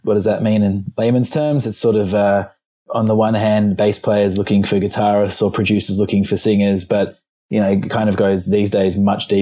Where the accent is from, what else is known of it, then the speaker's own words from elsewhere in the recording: Melbourne, Victoria, Australia; moved away as an adult; also born or lived in England / London; now in United States; we did school in Australia, and very much, you can hear in my voice probably